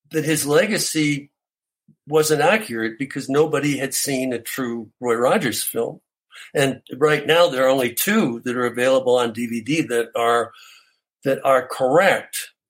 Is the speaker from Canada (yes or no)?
yes; Canada; I'm Canadian.